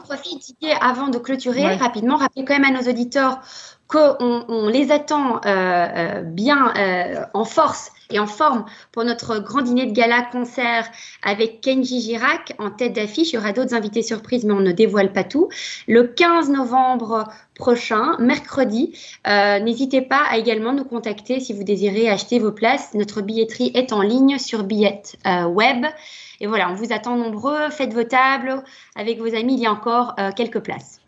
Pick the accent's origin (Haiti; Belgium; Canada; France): Belgium; chez nous en Belgique